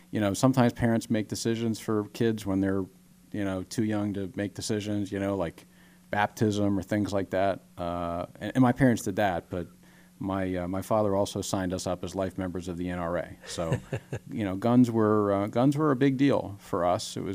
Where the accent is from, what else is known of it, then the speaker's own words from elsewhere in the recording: Pennsylvania, United States; growing up in Delaware County is a great thing.